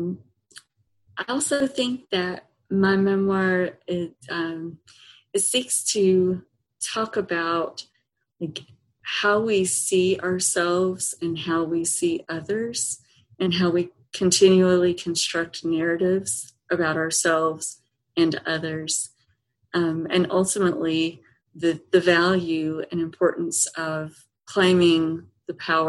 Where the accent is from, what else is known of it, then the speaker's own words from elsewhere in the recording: Eastern Kentucky, United States; moved away; I grew up in Eastern Kentucky